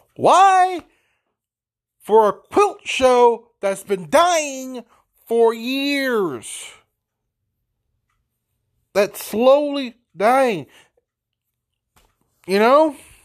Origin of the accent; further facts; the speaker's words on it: Paducah, Kentucky, United States; We have, in my hometown of Paducah, Kentucky, Sacramento County, we have, I do not know how many hotels